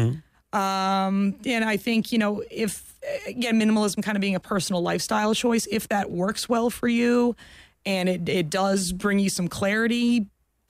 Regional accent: Florida, United States; I grew up in Florida

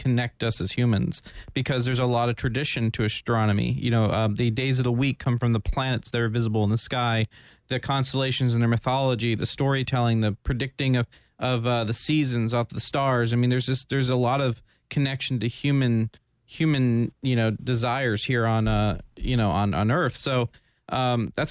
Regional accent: Winter Park, Florida, United States; also born or lived in Daytona Beach, Florida; I was grown here in Florida. I mean, yeah. I was born in Daytona

